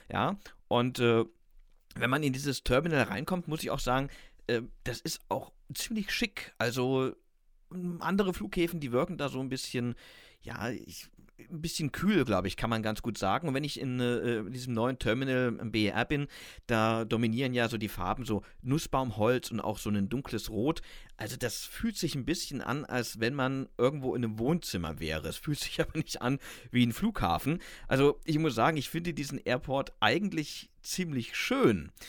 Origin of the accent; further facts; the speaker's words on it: Stuttgart, Baden-Württemberg, Germany; als Stuttgarter